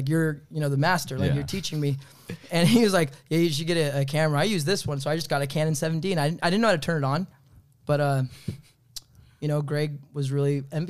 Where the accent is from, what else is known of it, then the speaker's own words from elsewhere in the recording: Sacramento, California, United States; born there; So I was born in Sacramento, California.